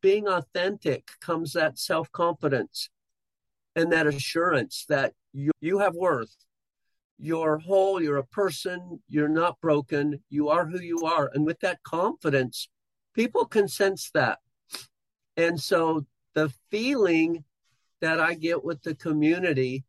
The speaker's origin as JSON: {"language": "English", "town": "Bountiful", "region": "Utah", "country": "United States", "tie": "born or raised there", "said": "grew up in Bountiful, Utah, and I've lived in this same kind of general area my whole life"}